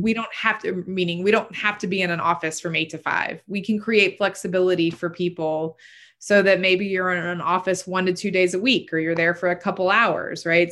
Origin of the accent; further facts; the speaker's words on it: Chattahoochee Hills, Georgia, United States; I grew up in Chat Hills when there was, you know, nada, there was nothing.